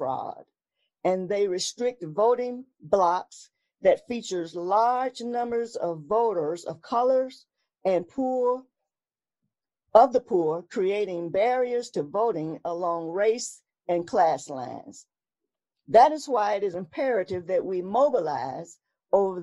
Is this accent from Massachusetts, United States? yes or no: no; Alabama, United States; my home state of Alabama